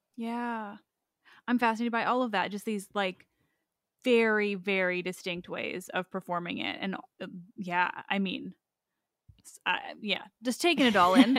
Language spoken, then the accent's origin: English; Canada; as a Canadian